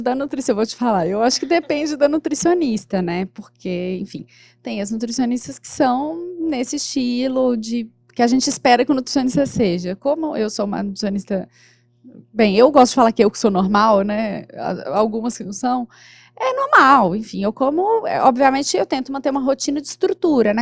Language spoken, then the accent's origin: Portuguese; Minas Gerais, Brazil; eu sou de Minas